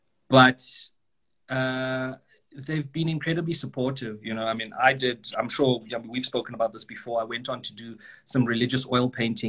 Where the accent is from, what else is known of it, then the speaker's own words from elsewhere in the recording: Mthatha, Eastern Cape, South Africa; first language English; growing up in Mtata, you're going to be surrounded by Xhosa all the time. And as a kid, you know, my friends were Xhosa, and you just grow up speaking Xhosa.